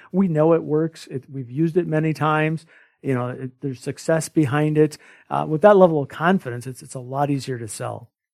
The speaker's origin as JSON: {"language": "English", "area": "small rural town near Winona", "region": "Minnesota", "country": "United States", "tie": "born or raised there", "said": "a homebody from a small rural town. uh, less than a thousand people"}